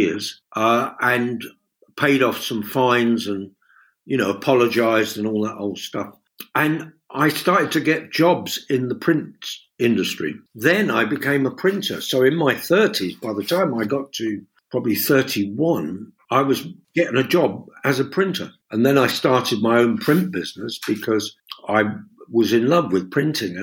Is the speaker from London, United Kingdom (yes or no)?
yes; London, United Kingdom; I've got mates from back in Fulham and the World's End, Chelsea, and where I grew up and in Notting Hill